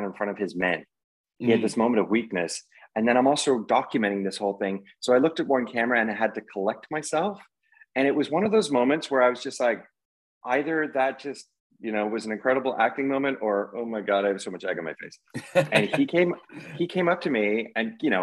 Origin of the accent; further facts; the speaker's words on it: Canada; being a Canadian